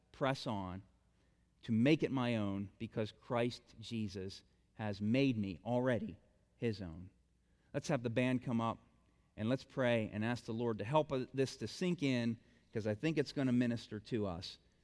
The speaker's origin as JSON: {"language": "English", "town": "Bolivar", "country": "United States", "said": "I'm, I'm from Bolivar."}